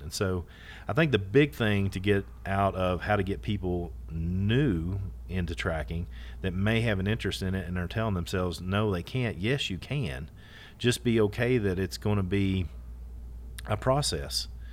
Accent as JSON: {"language": "English", "region": "Kentucky", "country": "United States", "tie": "born or raised there", "said": "history from my home, re-, literally my hometown, my backyard"}